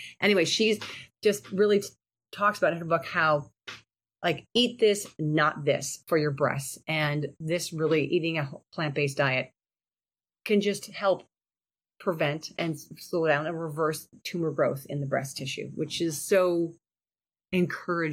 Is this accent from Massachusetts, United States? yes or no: no; Cleveland, Ohio, United States; we're from Cleveland, Ohio.